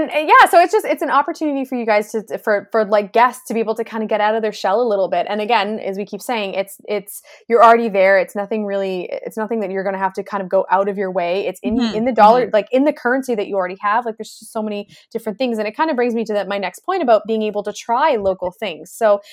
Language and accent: English; Langley, British Columbia, Canada; You know, I grew up in the Langley area, Langley Cloverdale area. I literally had never been to North Van before.